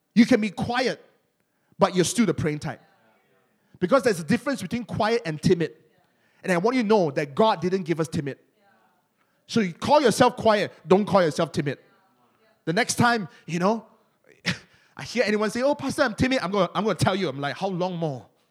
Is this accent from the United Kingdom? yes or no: no; Malaysia; accent: Malaysian; Malaysians, we, we always like to hide our accent. Among Malaysians, our accent is thick